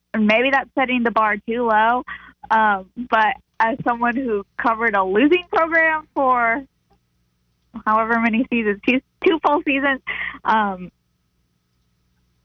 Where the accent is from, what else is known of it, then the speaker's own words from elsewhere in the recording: Oklahoma, United States; moved away as an adult; also born or lived in Colorado; now in North Carolina, United States; growing up in Oklahoma